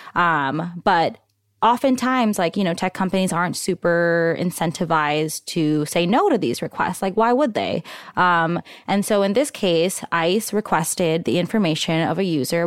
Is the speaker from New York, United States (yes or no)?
yes; New York, United States; now in Bay Area, United States; I was born in Queens